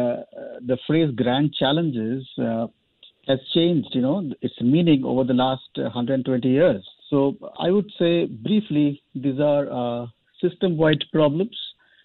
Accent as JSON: {"language": "English", "country": "India", "said": "I'm from India"}